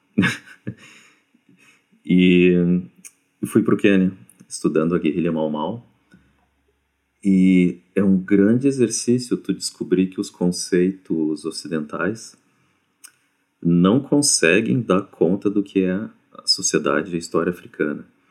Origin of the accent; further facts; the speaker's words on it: Brazil; eu sou brasileiro